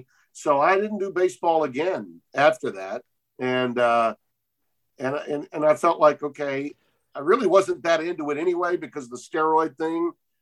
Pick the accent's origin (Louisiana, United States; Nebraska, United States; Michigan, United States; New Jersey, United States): Louisiana, United States; Shreveport; I was a bat boy for the Shreveport Braves, my hometown.